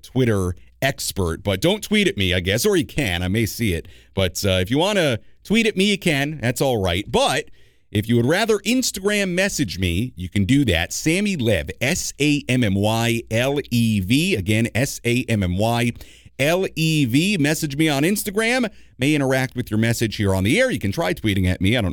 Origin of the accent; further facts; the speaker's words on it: New York, United States; now in San Diego, United States; as a New Yorker at heart myself. Not that I don't love Southern California and San Diego, but hey, you know, that's where I'm from, New York